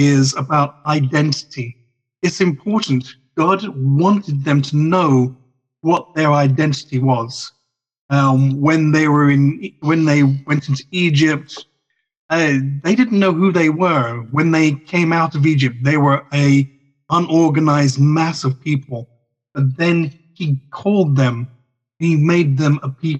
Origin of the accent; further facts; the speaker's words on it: Ireland; an Irishman